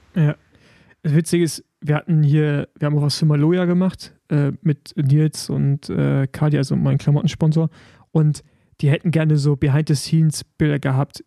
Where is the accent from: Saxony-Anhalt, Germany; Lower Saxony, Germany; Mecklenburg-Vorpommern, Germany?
Mecklenburg-Vorpommern, Germany; Rostock; in meiner Heimat Rostock